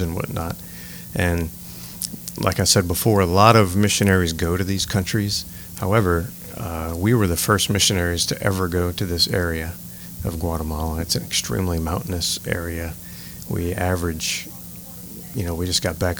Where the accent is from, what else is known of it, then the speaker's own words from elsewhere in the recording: Morgan City, Louisiana, United States; now in New Iberia, United States; I was born and raised in Morgan City, Louisiana